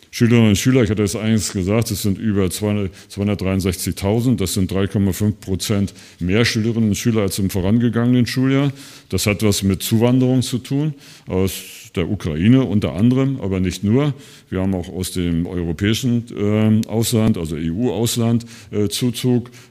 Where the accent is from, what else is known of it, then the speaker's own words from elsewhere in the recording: Thuringia, Germany; wir brauchen den Digitalpakt 2, wir als Thüringer äh, und Thüringerinnen, aber auch die Länder insgesamt.